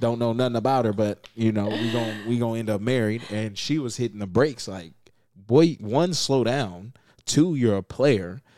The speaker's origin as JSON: {"language": "English", "town": "Las Vegas", "region": "Nevada", "country": "United States", "tie": "born or raised there", "said": "I am from Las Vegas, Nevada. Born and raised."}